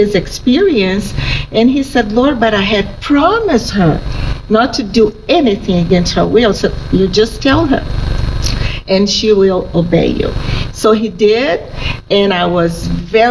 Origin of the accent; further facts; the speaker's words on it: Brazil; I was born in Brazil. I'm a native.